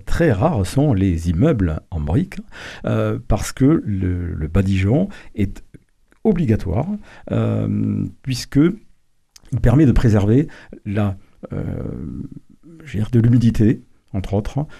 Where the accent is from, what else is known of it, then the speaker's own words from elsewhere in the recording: Toulouse, Occitania, France; Je suis un Toulousain de Toulouse, né à Toulouse, effectivement, je vis à Toulouse.